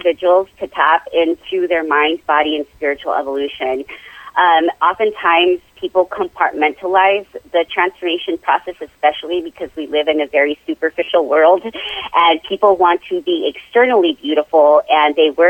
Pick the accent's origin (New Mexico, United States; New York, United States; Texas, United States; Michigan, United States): New Mexico, United States; Las Cruces; also born or lived in Hobbs, New Mexico / Chicago; my parents moved us to Las Cruces when I was three. And so I was raised here